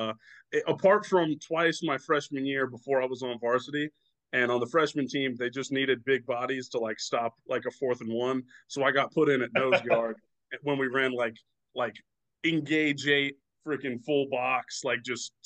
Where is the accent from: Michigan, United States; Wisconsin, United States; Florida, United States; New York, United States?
Florida, United States; Florida Panhandle, United States; I'm from the Panhandle, so we have a much more limited, much more rural kind